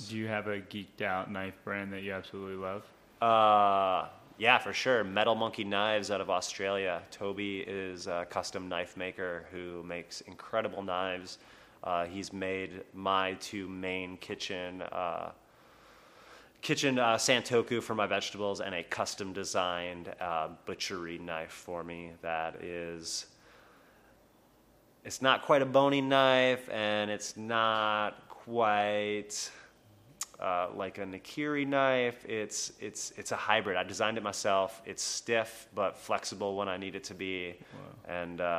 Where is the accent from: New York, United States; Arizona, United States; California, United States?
New York, United States; Long Island; You're from Long Island. I'm from Long Island too, bro.